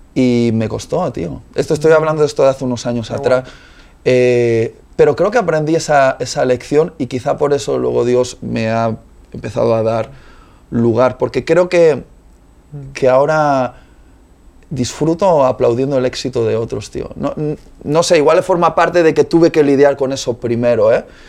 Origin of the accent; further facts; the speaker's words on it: Spain; Yo soy español también